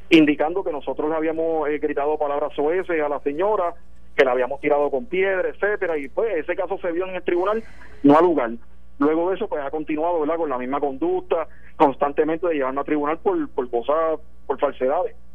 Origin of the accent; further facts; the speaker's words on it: Canóvanas, Puerto Rico; En mi canóvana, como dije anteriormente, es mi pueblo natal